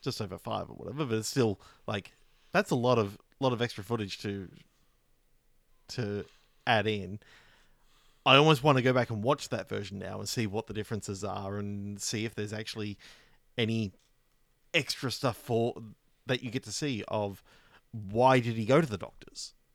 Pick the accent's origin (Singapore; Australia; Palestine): Australia; as an Australian